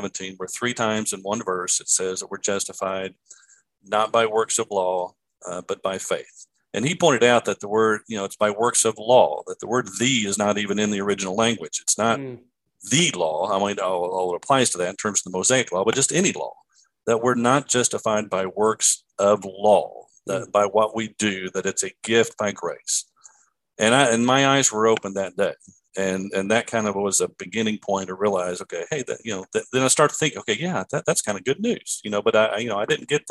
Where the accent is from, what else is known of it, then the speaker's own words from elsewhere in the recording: Lexington, Kentucky, United States; raised here in Lexington, Kentucky, where I live now